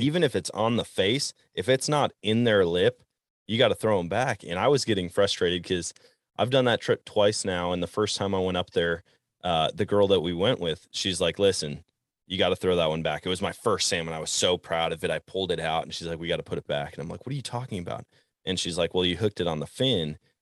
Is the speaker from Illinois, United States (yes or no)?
no; Wisconsin, United States; growing up in Wisconsin